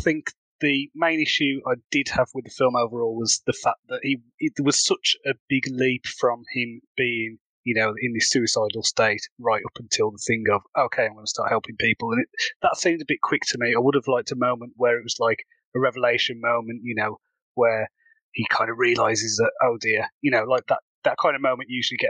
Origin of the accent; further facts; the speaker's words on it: United Kingdom; I'm British